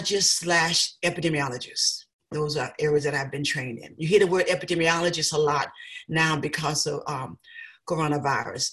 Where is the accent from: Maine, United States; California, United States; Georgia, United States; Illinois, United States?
Georgia, United States; South; now in Amherst, United States; I was raised in Georgia, South Georgia